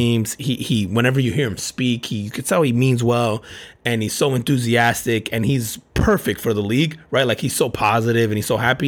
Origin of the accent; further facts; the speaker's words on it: New Jersey, United States; now in Orlando, United States; I grew up in Jersey and then I live in Orlando